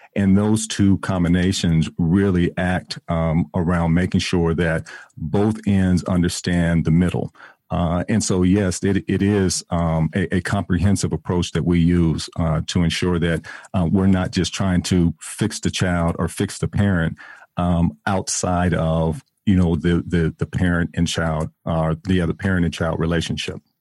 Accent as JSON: {"language": "English", "town": "San Diego", "region": "California", "country": "United States", "moved": "yes", "lives_now": "Atlanta, United States", "said": "I'm originally from San Diego, California"}